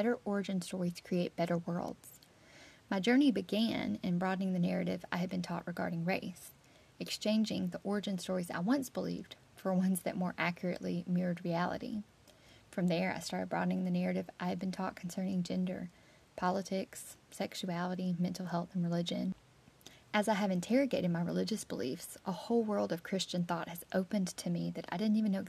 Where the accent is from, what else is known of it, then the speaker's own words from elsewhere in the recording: South Carolina, United States; I grew up in South Carolina and attended public schools here